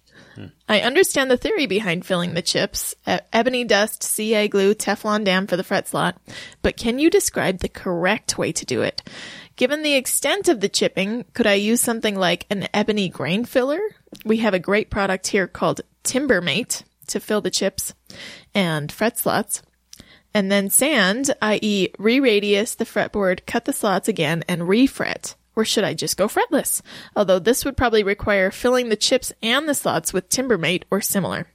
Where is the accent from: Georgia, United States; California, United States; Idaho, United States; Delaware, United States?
Idaho, United States; We're from Idaho.